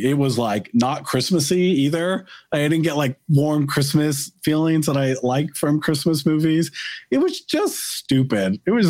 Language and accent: English; United States; as an American